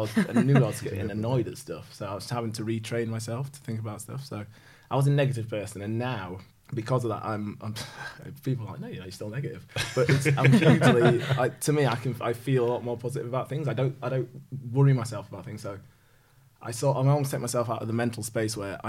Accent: Yorkshire and the Humber, United Kingdom; as a Yorkshireman

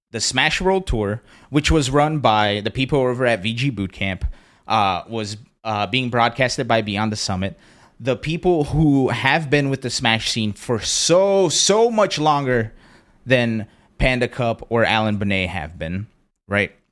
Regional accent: Brazil; born there; also born or lived in Pennsylvania, United States; I was born in Brazil, moved to Pennsylvania, very xenophobic and shitty area.

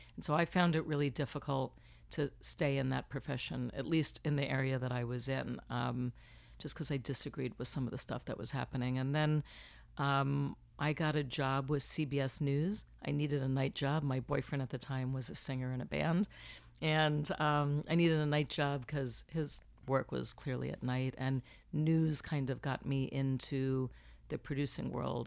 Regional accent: Florida, United States; moved away as an adult; now in Los Angeles, United States; I was born in Florida, so I just dropped the F, came to L A, and here I've been for twenty-three years

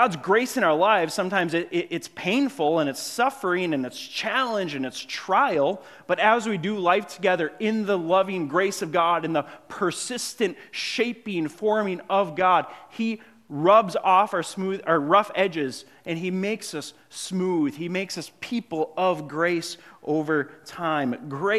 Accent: Grand Marais, Minnesota, United States; moved away; I grew up in Grand Marais by Lake Superior.

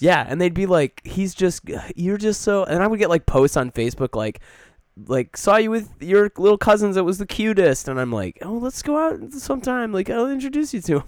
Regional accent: Michigan, United States; moved away; growing up in Michigan

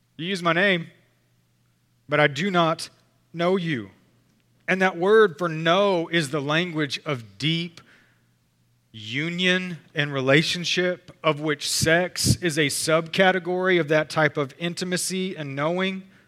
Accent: Texas, United States; we're Texan

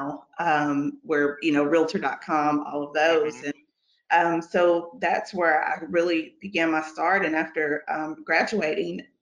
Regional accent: Bowling Green, Kentucky, United States; now in Lexington, United States; I'm originally from Bowling Green, Kentucky

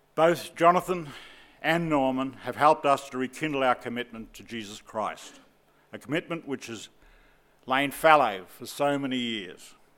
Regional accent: Southport, Queensland, Australia; I hail from Southport, Queensland

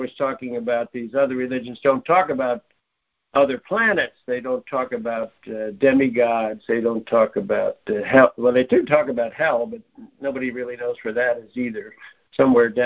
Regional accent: New York, United States; I'm born in New York. To you know, my mother was from Queens and my father was from

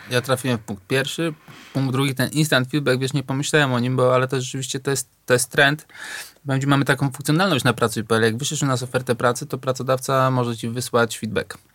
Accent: Warsaw, Masovian Voivodeship, Poland; ja się wychowałem na Natolinie, na Ursynowie

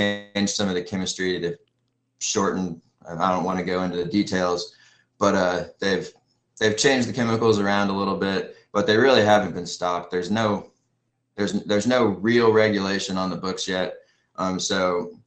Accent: Pensacola, Florida, United States; I grew up in Pensacola, Florida, and moved back there with my family shortly after the BP oil spill

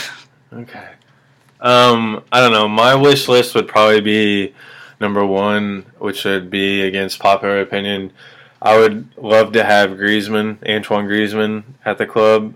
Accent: Kansas City, Missouri, United States; I'm from Kansas City

